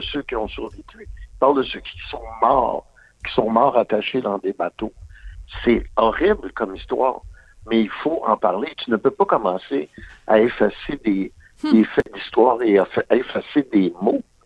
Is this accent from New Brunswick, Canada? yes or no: no; Quebec, Canada; born or raised there